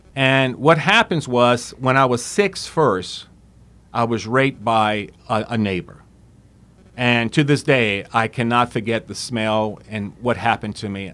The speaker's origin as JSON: {"language": "English", "town": "Opelousas", "region": "Louisiana", "country": "United States", "tie": "born or raised there", "said": "I was born in Opelousas, and, uh, came from a very good family"}